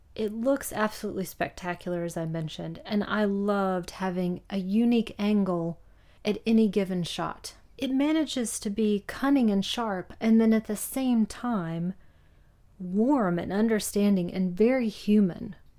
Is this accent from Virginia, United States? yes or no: yes; Roanoke, Virginia, United States; Roanoke, Virginia, where I grew up